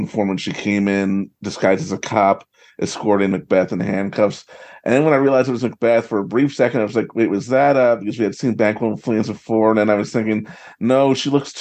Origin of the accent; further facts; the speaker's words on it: New York City, New York, United States; I'm from New York